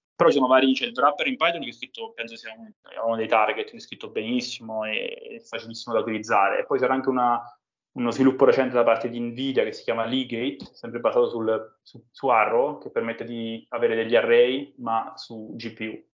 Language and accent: Italian; Roccaraso, Abruzzo, Italy; Roccaraso, che è il mio paese di origine, nelle montagne abruzzesi